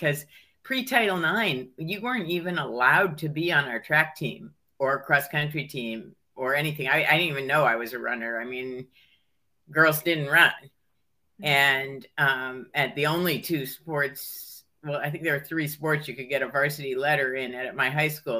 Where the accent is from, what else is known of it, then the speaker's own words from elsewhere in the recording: Hartford, Connecticut, United States; moved away as an adult; also born or lived in Pennsylvania / Ohio; now in Vermont, United States; I mostly grew up in Connecticut, and I was born in Pennsylvania and went to first, second, and third grade in Ohio. But then from fourth grade on, I was in a suburb of Hartford